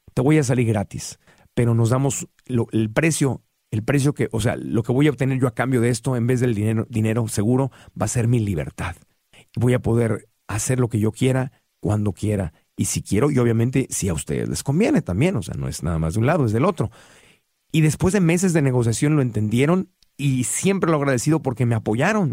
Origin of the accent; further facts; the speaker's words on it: Tijuana, Baja California, Mexico; crecí en Tijuana y, y en Tijuana crecí viendo cómo cruzaba la gente